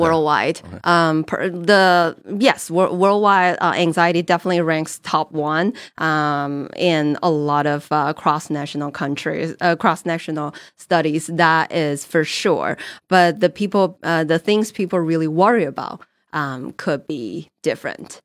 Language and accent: English; China; English is a second language; moved away as an adult; also born or lived in New Jersey / Colorado / Texas; born and raised in China